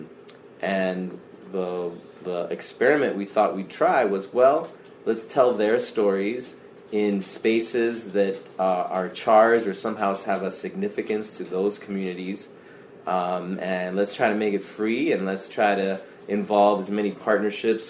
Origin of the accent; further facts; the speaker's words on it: Arizona, United States; also born or lived in Chicago; now in Tucson, United States; I'm from Arizona originally, up from Chandler and Tempe, that area is my mother's family